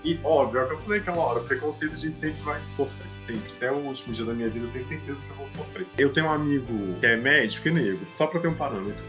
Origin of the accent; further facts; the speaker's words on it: Minas Gerais, Brazil; now in Salvador, Brazil; eu sou de Minas Gerais, eu moro em Salvador.